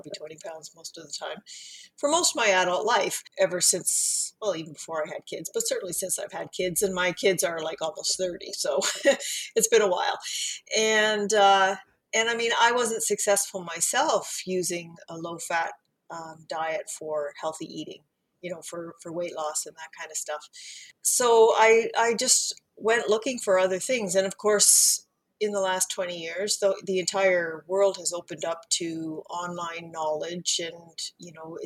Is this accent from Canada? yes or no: yes; Canada; also born or lived in Central Ontario; I am Canadian, a registered dietitian living in Central Ontario